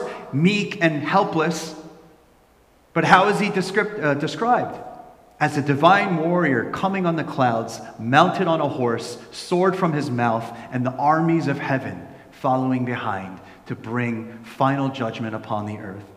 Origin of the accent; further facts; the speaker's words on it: New Jersey, United States; I grew up in New Jersey